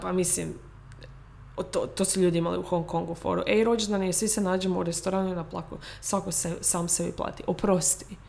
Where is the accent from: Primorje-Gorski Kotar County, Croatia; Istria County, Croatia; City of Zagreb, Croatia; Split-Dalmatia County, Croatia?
Primorje-Gorski Kotar County, Croatia; Rijeka; moved away; živimo, iz Rijeke smo.